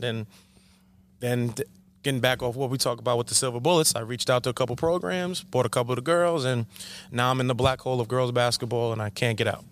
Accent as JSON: {"language": "English", "town": "Coram", "region": "New York", "country": "United States", "tie": "born or raised there", "also_born_or_lived": "Smithtown, New York", "said": "I'm born and bred right here in Long Island. Born in Smithtown, raised in Corum"}